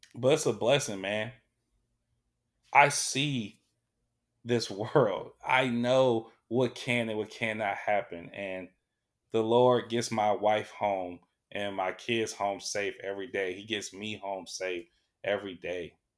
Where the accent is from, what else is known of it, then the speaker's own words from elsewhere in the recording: Sacramento, California, United States; I was born here in Sacramento